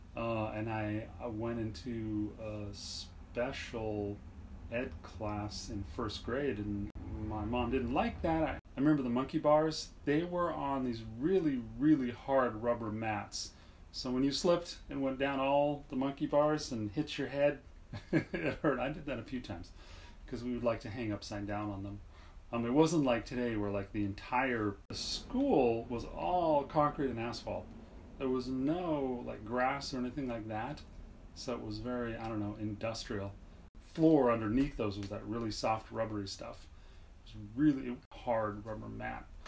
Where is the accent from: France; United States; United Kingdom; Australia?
United States; Southern California; also born or lived in Montreal, Quebec, Canada / Los Angeles / San Diego; I grew up in Southern California